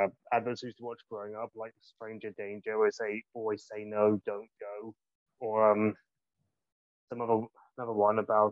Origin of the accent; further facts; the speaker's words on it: Gloucestershire, South West England, United Kingdom; I'm from Gloucestershire.